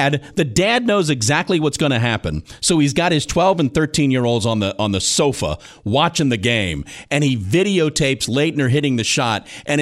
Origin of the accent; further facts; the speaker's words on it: Virginia, United States; moved away; also born or lived in North Carolina; growing up in Virginia and working in North Carolina